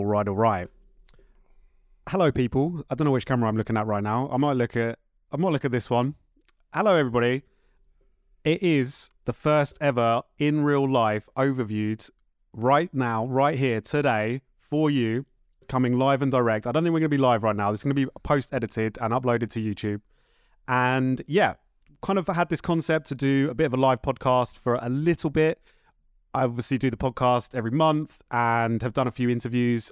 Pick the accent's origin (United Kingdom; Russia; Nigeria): United Kingdom; Horsham, South East England; I am from Horsham.